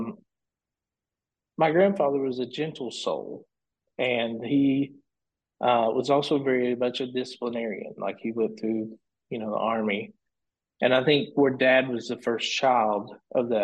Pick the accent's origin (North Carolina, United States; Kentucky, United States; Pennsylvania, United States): Kentucky, United States; Elkhorn City; now in Lexington, United States; I'm from Elkhorn City, Pikeville area in eastern Kentucky in Pike County. So I can go back to when I was young, where Dad had a studio